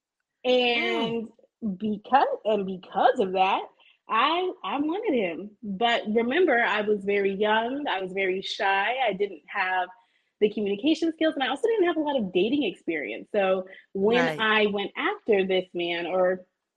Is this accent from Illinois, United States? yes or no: no; Bay Area, California, United States; I'm from the Bay Area